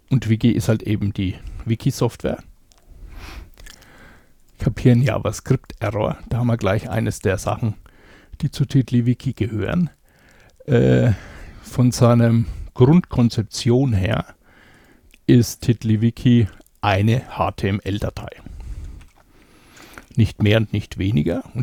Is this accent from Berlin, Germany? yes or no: no; Bavaria, Germany; Ich komme aus Bayern, genauer gesagt aus Unterfranken.